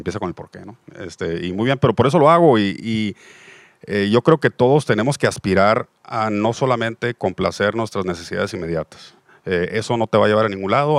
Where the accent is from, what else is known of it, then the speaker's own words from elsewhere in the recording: Mexico; somos una parte de la población mexicana sumamente privilegiada